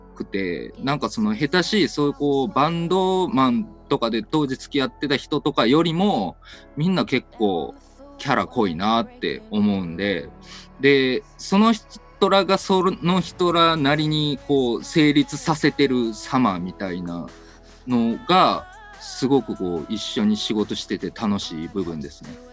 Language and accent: Japanese; Kyoto, Japan; moved away as an adult; now in Osaka, Japan; 京都の出身でございまして、10年ほど前から大阪に来ております。